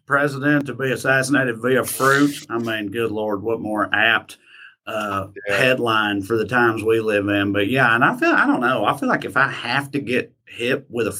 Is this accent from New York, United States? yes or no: no; Tennessee, United States; in my home state of Tennessee there